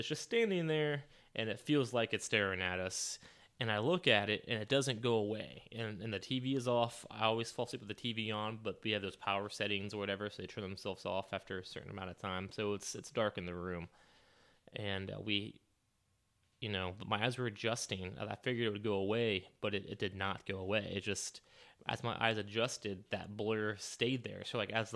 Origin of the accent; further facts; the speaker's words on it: St. Marys, Ohio, United States; my hometown of St. Mary's, Ohio